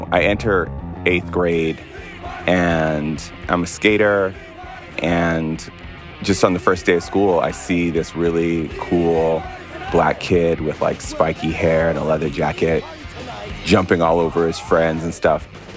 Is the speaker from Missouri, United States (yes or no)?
no; Barstow, Victorville, Apple Valley, California, United States; also born or lived in New York; I moved from New York when I was like 4 or 5 to a series of small towns. These are Barstow, Victorville, Apple Valley